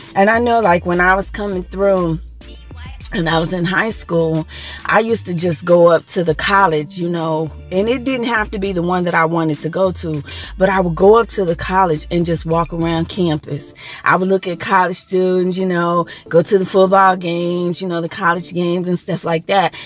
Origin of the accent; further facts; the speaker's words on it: Dallas, Texas, United States; moved away; I'm from the Dallas Texas area, the DFW area originally.